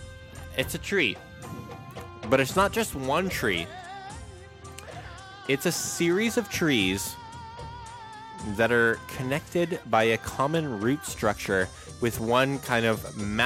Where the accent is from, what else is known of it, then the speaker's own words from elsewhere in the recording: West Kelowna, British Columbia, Canada; near my hometown of Kelowna. And I say near because I grew up in West Side.